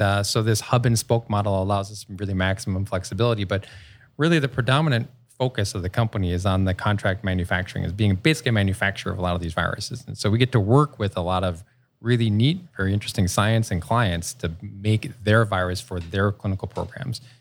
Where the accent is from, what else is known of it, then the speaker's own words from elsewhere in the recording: Rochester, New York, United States; moved away as an adult; also born or lived in Cleveland, Ohio; I grew up in Rochester, New York, and, uh, I came out to Cleveland for school